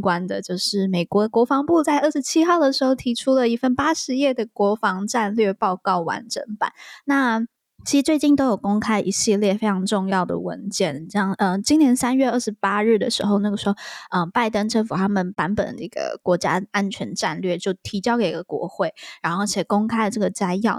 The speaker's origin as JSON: {"language": "Chinese", "country": "Taiwan", "said": "我是台湾人"}